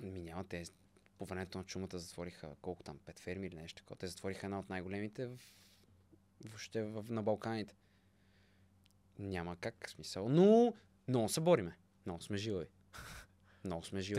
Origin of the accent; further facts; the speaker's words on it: Bulgaria; съм българин